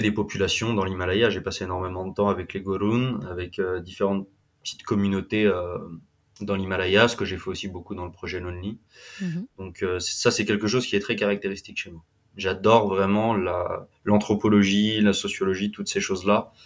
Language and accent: French; Vendée, Pays de la Loire, France; moved away as an adult; also born or lived in Centre, France / Australia; je viens de Vendée, je viens de la côte atlantique. J'ai euh, beaucoup grandi entre, euh, entre la Vendée, le centre